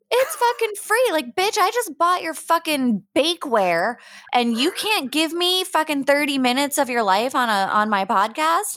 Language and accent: English; Pittsburgh, Pennsylvania, United States; now in San Diego, United States; I'm originally from the Berg. I'm from Pittsburgh